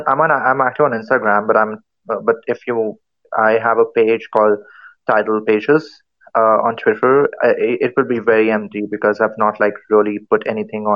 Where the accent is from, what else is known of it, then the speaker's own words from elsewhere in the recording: India; I'm from India